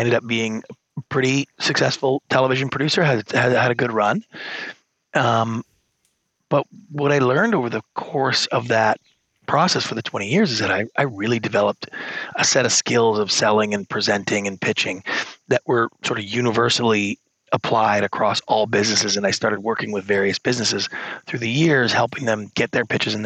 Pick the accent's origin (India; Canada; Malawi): Canada; Victoria, British Columbia; moved away as an adult; also born or lived in Hollywood, United States; I grew up in Canada, a small town called Victoria, British Columbia.